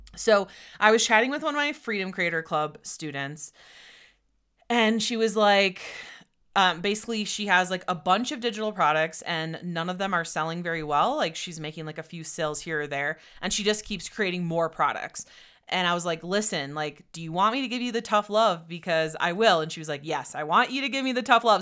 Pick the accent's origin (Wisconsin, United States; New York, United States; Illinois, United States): Wisconsin, United States; moved away as an adult; also born or lived in Austin, Texas; we're both originally from Wisconsin